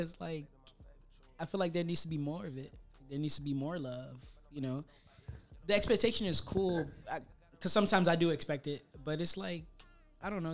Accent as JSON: {"language": "English", "town": "Miami", "region": "Florida", "country": "United States", "said": "I'm from Miami"}